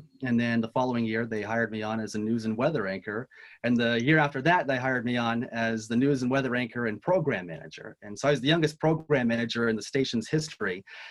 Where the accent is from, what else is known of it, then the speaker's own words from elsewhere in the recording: Wallace, Idaho, United States; I grew up in Wallace, Idaho.